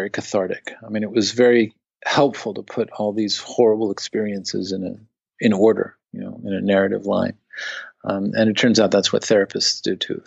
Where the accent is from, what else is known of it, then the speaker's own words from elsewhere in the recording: United States; as an American